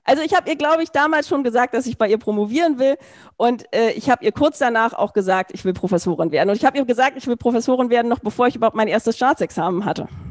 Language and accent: German; Berlin, Germany; Ich komme aus Berlin